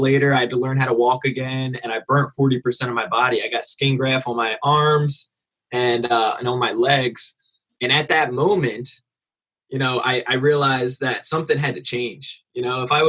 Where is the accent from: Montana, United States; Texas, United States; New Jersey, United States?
New Jersey, United States; moved away; also born or lived in California; I'm from New Jersey originally. So East Coast